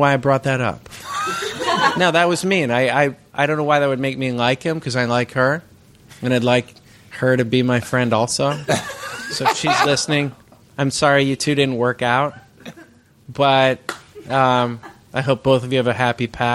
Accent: Bay Area, California, United States; I grew up in the Bay Area, which is the pre-recorded studio music capital of the world

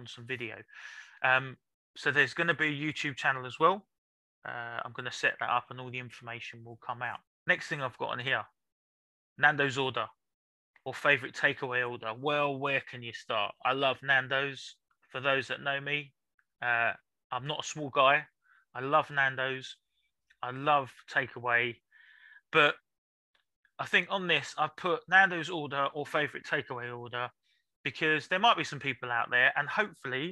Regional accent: London, United Kingdom; I was born in South London in King's College Hospital

